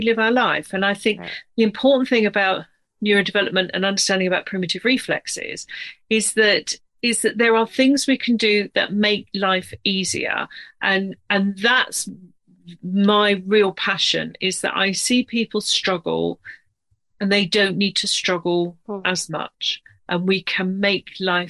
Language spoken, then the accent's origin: English; United Kingdom; accent: British; also born or lived in near London; I'm British, as you can probably tell from my accent. I'm based just outside of London.